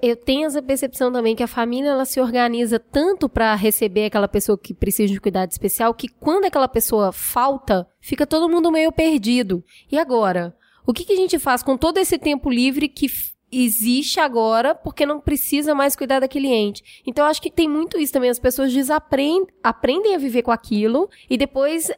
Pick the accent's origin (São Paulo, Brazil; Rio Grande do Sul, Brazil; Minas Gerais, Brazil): Minas Gerais, Brazil; moved away; eu sou mineira